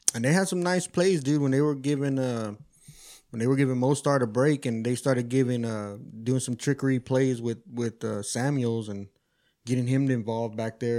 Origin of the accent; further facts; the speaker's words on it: Austin, Texas, United States; also born or lived in California; I'm from Austin. I've been born and raised